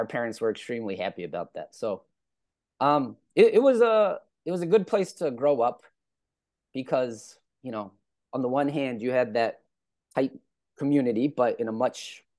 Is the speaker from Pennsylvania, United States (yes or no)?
yes; Philadelphia, Pennsylvania, United States; So I'm from Northwest Philadelphia.